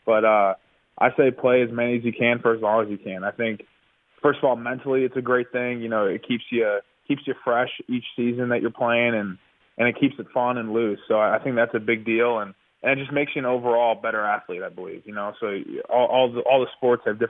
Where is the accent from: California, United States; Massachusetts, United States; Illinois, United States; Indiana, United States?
Illinois, United States; Arlington Heights; growing up in the Northwest suburbs of Chicago